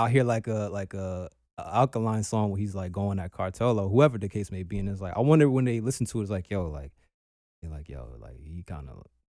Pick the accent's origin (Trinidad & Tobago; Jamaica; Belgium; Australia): Trinidad & Tobago; also born or lived in Barbados; you know, I'm Trini and Bajan